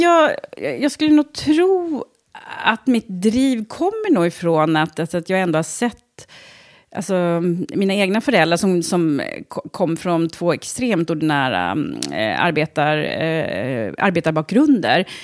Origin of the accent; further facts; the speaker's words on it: Trosa, Södermanland, Sweden; also born or lived in Stockholm; jag har bott i Trosa sedan jag var, var tre år